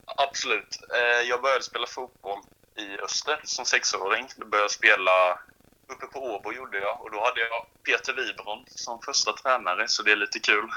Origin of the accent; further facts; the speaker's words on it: Sweden; på Högstorp är jag uppvuxen